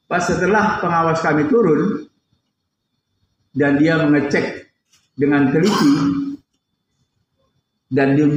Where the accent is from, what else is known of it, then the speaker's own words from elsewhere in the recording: Riau, Indonesia; Saya ini kan orang Riau.